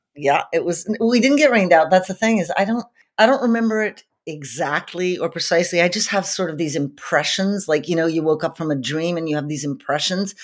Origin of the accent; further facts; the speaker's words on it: Montreal, Quebec, Canada; I grew up in Montreal, Canada